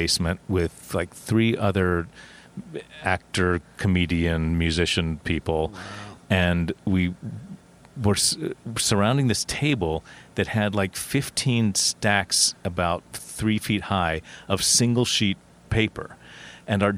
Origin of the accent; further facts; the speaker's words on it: Huntington, West Virginia, United States; moved away as an adult; now in New York, United States; I grew up in West Virginia